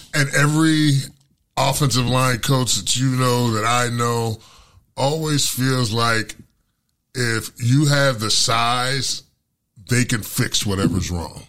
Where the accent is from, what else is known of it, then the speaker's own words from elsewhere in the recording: Pittsburgh, Pennsylvania, United States; moved away; I'm from Pittsburgh